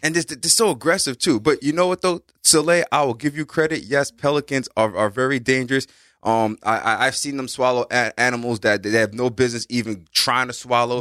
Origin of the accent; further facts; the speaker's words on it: New York City, New York, United States; growing up in the Bronx